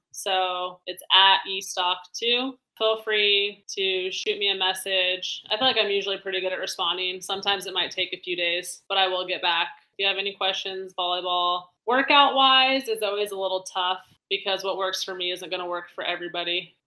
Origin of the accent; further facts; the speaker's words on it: Colorado, United States; I'm from Colorado